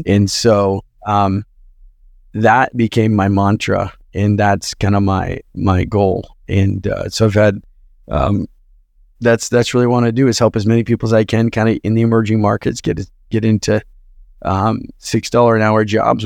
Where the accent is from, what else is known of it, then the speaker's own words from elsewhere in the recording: Twin Falls, Idaho, United States; moved away as an adult; also born or lived in Utah; All the people we looked up to in my hometown were doctors and lawyers in this small agricultural town